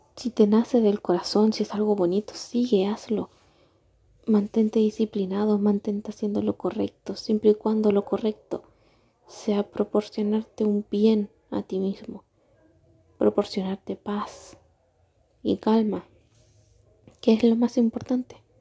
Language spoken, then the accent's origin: Spanish; Argentina; moved away as an adult; now in Chile; Llevo cuatro años en Chile yo soy argentina